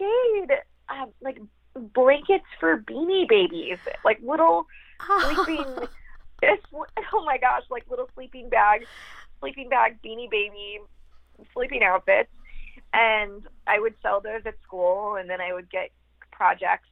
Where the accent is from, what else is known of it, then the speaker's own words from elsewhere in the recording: outside of Grand Rapids, rural Michigan, United States; So I grew up in rural Michigan. Outside of Grand Rapids, on a dirt road with horses and cats and dogs in the country next to a cornfield.